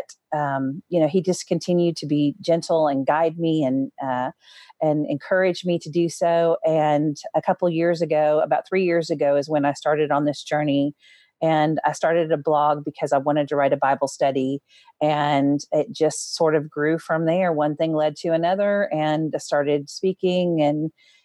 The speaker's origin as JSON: {"language": "English", "region": "North Dakota", "country": "United States", "tie": "born or raised there", "also_born_or_lived": "Minnesota", "said": "So I was born in Minnesota and then moved to North Dakota and lived in a very small sort of farming community."}